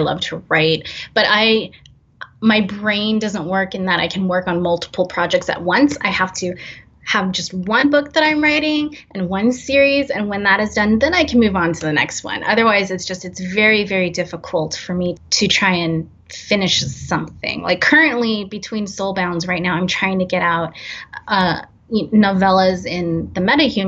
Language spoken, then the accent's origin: English; San Francisco Bay Area, California, United States; growing up in the San Francisco Bay Area